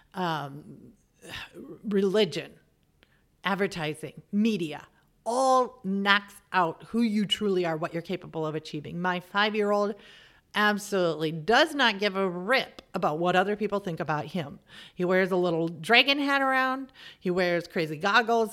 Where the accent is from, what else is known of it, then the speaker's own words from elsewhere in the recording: middle of America, Midwest, United States; moved away as an adult; also born or lived in Germany / England; what I was like as an American. And not only that, as the middle of America American